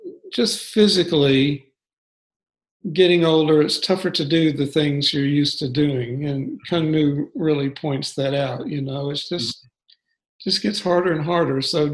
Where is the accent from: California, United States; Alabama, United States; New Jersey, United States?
Alabama, United States; Birmingham; moved away as an adult; also born or lived in Gainesville, Florida; now in Atlanta, United States; I grew up in Birmingham, Alabama.